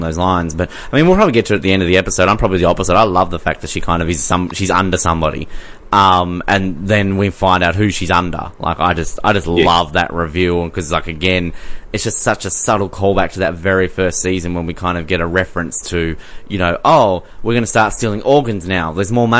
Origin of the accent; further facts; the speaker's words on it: Tasmania, Australia; I'm from Tasmania